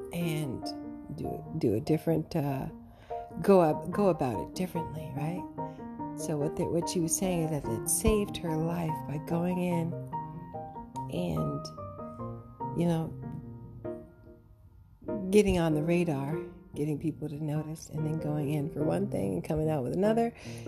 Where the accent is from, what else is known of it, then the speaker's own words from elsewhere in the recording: Canada; I have been snubbed for long enough by this American organization, and I'm from Canada